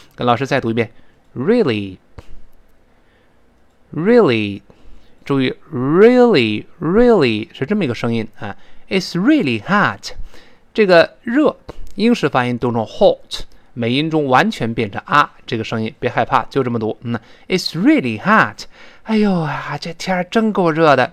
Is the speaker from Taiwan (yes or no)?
no; China; 我们中国人